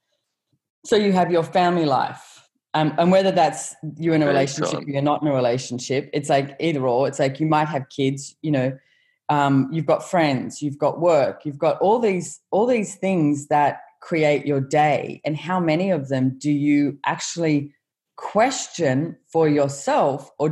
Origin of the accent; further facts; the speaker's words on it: Australia; being Australian